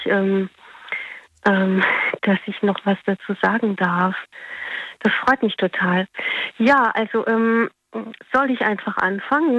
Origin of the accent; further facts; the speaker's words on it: Heidelberg, Baden-Württemberg, Germany; ich komme aus Heidelberg